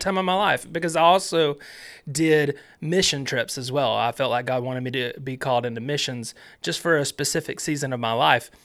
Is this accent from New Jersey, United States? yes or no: no; Alabama, United States; I grew up in Alabama